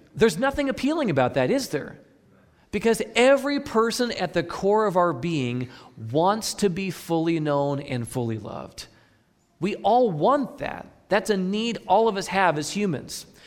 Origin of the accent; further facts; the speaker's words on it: Midwest, United States; I'm from the Midwest